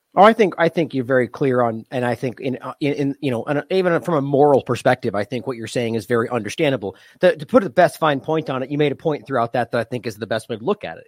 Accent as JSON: {"language": "English", "country": "United States", "said": "as an American"}